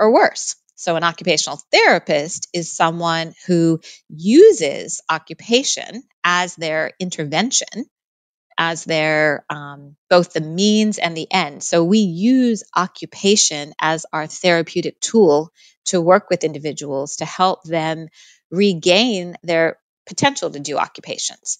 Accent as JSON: {"language": "English", "country": "United States", "moved": "yes", "lives_now": "Australia", "said": "I am an American in Australia, is one identity that I really hold."}